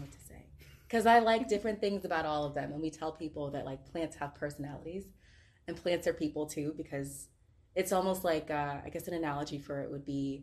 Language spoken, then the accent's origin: English; Chesapeake, Virginia, United States; also born or lived in Hampton, Virginia / Yorktown, Virginia; I'm from Chesapeake